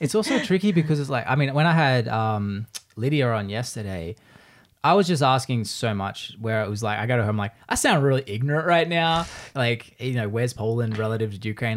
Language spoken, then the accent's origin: English; Australia; now in United States